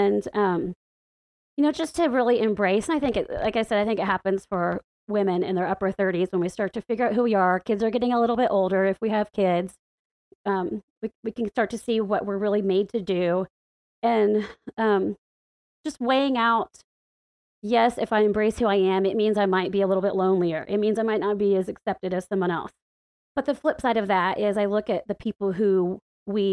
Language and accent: English; the Bible Belt, the South, United States; moved away as an adult; now in Washington, D.C., United States; growing up in the Bible Belt and the buckle of the Bible Belt.